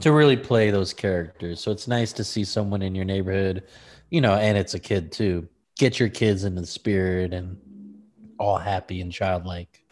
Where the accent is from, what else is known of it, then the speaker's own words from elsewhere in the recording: Lancaster, California, United States; I'm from Lancaster, California, tumbleweed town